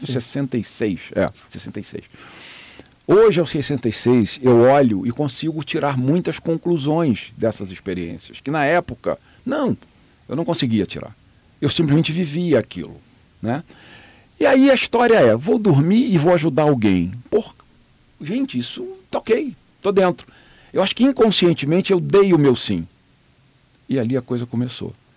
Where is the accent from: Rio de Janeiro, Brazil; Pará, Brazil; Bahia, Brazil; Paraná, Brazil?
Rio de Janeiro, Brazil; moved away as an adult; now in Miami, United States; a família do meu pai é do Rio de Janeiro, onde eu nasci